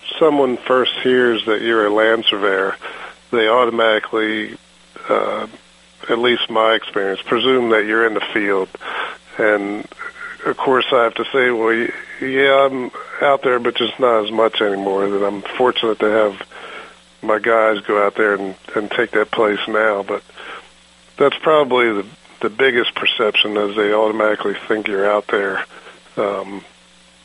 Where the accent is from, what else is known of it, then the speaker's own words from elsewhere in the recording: Maryland, United States; moved away as an adult; now in New Jersey, United States; I'm originally from Maryland